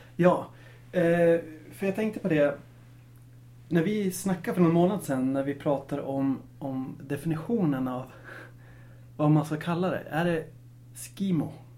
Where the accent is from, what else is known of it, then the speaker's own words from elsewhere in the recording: Östersund, Jämtland, Sweden; precis som jag, född och uppvuxen i Östersund